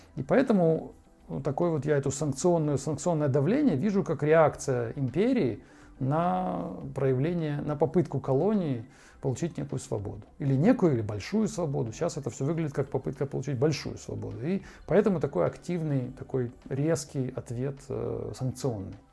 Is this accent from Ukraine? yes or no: yes; Ukraine; moved away as an adult; now in Moscow, Russia; с нашей, с той стороны, где я родился и вырос